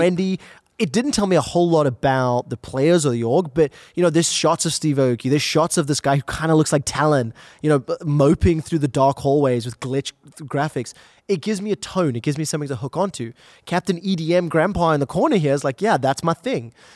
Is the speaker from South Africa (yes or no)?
yes; South Africa; I'm from South Africa.